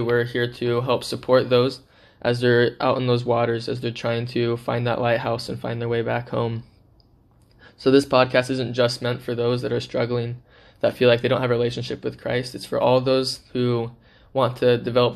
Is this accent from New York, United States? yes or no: no; Seattle, Washington, United States; moved away as an adult; also born or lived in Philippines; I am originally from the Seattle, Washington area. I've lived there my whole life.